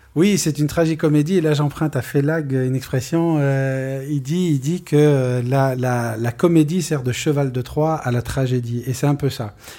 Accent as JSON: {"language": "French", "country": "France", "said": "nous étions des Français du futur, nous sommes aujourd'hui des Français accomplis"}